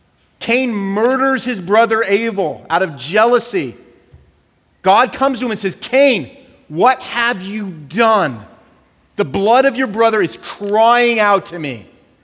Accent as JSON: {"language": "English", "region": "California", "country": "United States", "said": "So we came from California."}